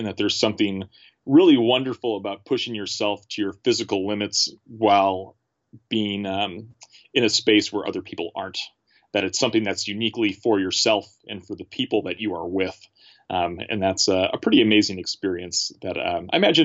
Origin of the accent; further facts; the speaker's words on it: Milwaukee, Wisconsin, United States; moved away as an adult; now in St. Paul, United States; I grew up in Milwaukee